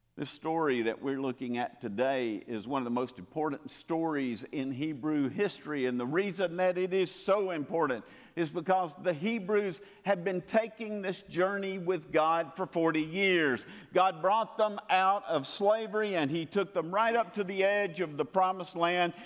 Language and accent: English; Calhoun, Georgia, United States; moved away; my hometown of Calhoun, Georgia